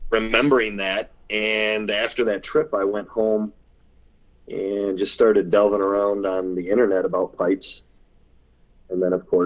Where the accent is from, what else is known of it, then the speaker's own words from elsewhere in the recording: Wisconsin, United States; I'm a cheesehead by uh, birth, Wisconsin, the dairy state.